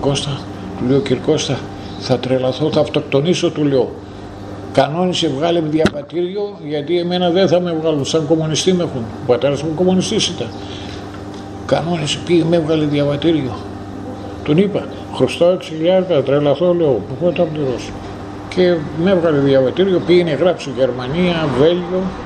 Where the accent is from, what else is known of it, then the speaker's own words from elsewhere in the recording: Sapes, Eastern Macedonia and Thrace, Greece; moved away as an adult; also born or lived in Pommeroeul, Belgium; πάω στο χωριό μου